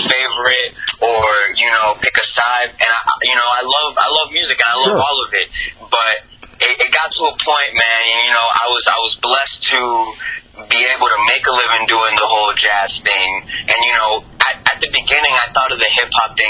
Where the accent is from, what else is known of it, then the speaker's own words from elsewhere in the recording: Colombia; I grew up in Colombia